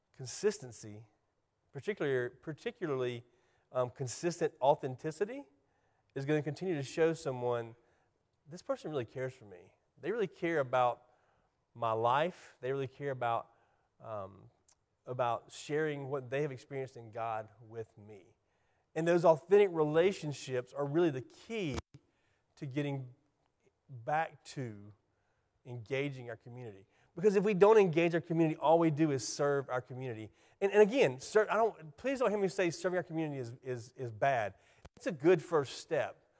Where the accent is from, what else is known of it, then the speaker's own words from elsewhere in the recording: Spartanburg, South Carolina, United States; also born or lived in Anderson, South Carolina; in nineteen eighty-one, I moved from Anderson to Spartanburg